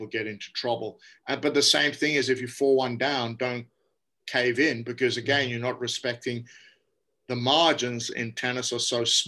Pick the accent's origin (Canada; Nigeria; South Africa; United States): South Africa; I grew up in South Africa